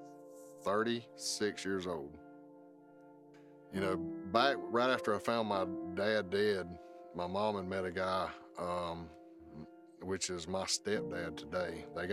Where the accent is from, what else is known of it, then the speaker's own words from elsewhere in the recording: South Georgia, United States; Growing up in South Georgia